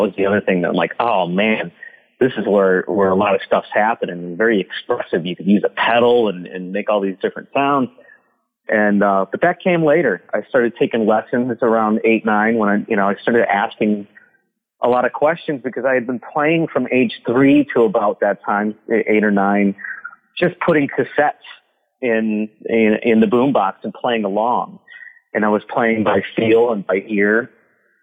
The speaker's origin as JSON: {"language": "English", "town": "Carleton", "region": "Michigan", "country": "United States", "tie": "born or raised there", "moved": "as an adult", "lives_now": "Los Angeles, United States", "said": "I was born and raised in Southeast Michigan. Carlton was the small town"}